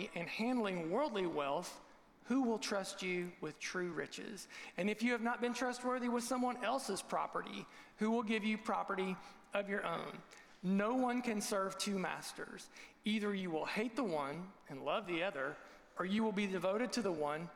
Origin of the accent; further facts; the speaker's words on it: Southern Ohio, United States; Jeff was my student pastor growing up in Southern Ohio